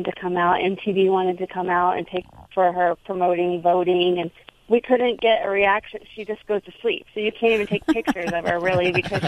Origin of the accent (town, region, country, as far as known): Houston, Texas, United States; also born or lived in New York City; now in New Jersey, United States